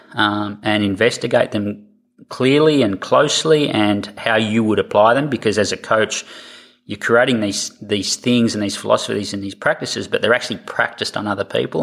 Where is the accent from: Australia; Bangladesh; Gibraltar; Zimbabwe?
Australia; accent: Australian; moved away as an adult; also born or lived in United States / Canada; I'm, an Australian, as you'll tell by my accent